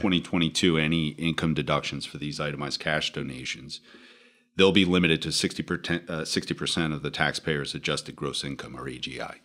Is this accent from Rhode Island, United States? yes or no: yes; Rhode Island, United States; moved away as an adult; now in New Jersey, United States; I am originally from Rhode Island, so good to be back in New England, uh, now living in New Jersey for a couple decades.